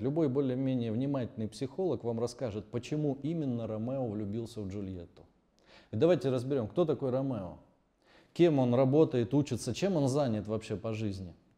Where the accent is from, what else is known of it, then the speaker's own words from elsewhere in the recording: Pyatigorsk, Stavropol Krai, Russia; Я родом из Пятигорска, город небольшой, у нас там жил художник